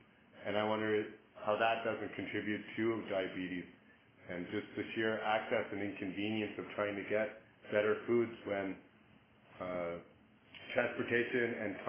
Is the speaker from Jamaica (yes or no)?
no; Ottawa, Ontario, Canada; moved away as an adult; I'm from Ottawa. I'm not from government, but I'm from the city of Ottawa, and I'm new here to the West.